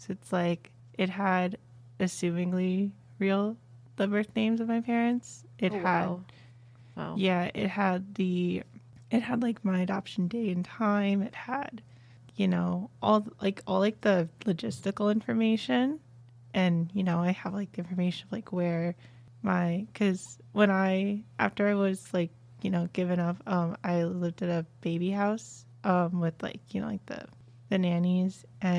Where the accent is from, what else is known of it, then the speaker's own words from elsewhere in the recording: Kazakhstan; born there; oh, I was born in Kazakhstan. Like, you don't even know where that is.